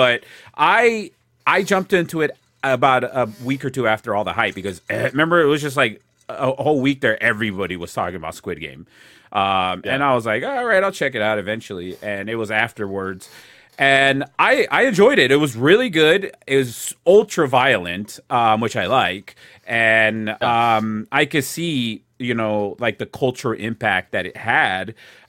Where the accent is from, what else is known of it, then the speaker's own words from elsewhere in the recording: New Jersey, United States; You know, I'm from New Jersey.